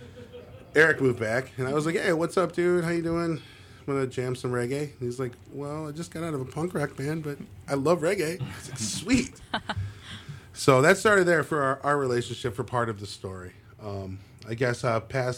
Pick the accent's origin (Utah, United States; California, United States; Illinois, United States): Illinois, United States; Palatine; also born or lived in Johnsburg, Illinois; I grew up in Palatine, Illinois